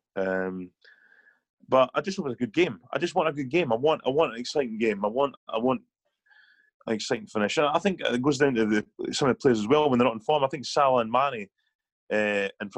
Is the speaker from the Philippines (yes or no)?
no; Scotland, United Kingdom; as Scottish people